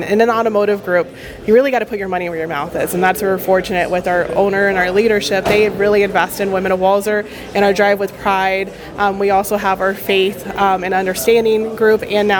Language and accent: English; Texas, United States; So I'm from Texas, right? We're in my home state of Texas, accepting 40 under 40. My hometown is 5 hours away.